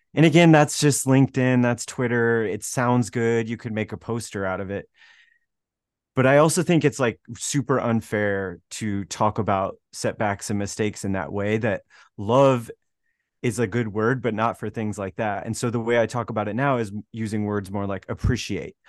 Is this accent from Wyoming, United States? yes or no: yes; Wyoming, United States; moved away as an adult; from a small town in Wyoming